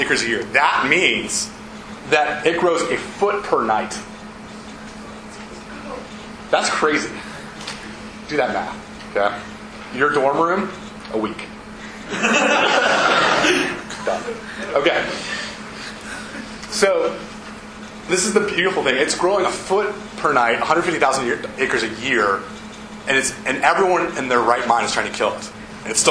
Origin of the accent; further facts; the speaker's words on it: Ohio, United States; moved away as an adult; also born or lived in Davidson, North Carolina; I'm from Ohio